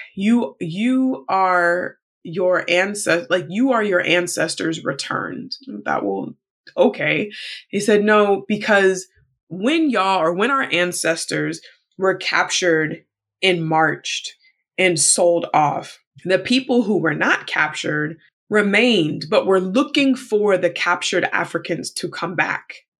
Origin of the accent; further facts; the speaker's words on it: United States; my status as an American, even though being Black American